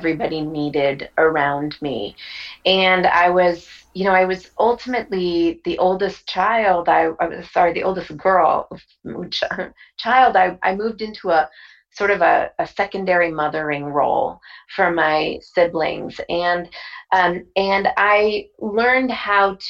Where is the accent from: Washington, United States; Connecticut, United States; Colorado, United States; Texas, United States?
Connecticut, United States; Bridgeport; I was born in Bridgeport, Connecticut